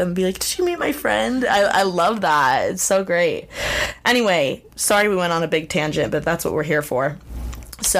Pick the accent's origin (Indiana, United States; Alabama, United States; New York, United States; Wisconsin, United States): Indiana, United States; Bloomington; Bloomington, like my hometown, which is an hour away to Indianapolis